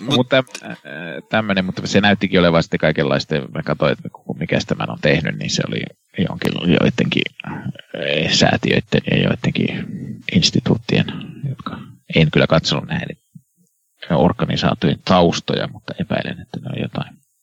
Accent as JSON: {"language": "Finnish", "town": "Kannus", "region": "Central Ostrobothnia", "country": "Finland", "tie": "born or raised there", "said": "minun koti- kotikaupungissani Kannuksessa"}